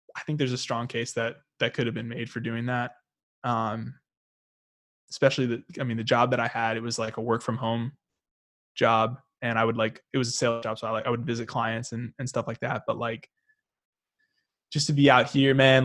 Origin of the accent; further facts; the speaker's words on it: Arkansas, United States; also born or lived in St. Louis, Missouri; We grew up in Arkansas, but we actually lived in Missouri a little bit um, when we were a bit younger.